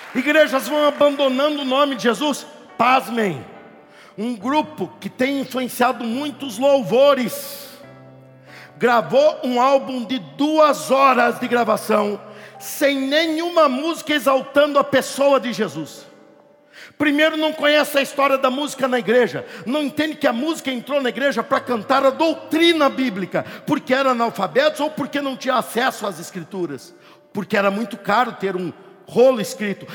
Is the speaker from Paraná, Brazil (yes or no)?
yes; Curitiba, Paraná, Brazil; E em Curitiba, minha cidade natal